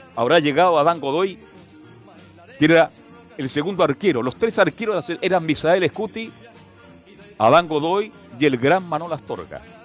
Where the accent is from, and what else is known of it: Chile